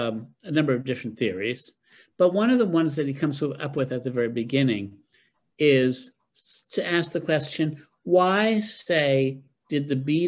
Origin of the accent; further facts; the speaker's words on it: upstate New York, United States; moved away; also born or lived in Boston; I grew up in New York